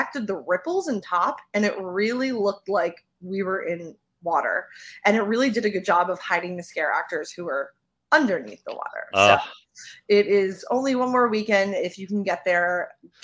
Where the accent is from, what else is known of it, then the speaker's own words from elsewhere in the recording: Northeast, United States; we're from the Northeast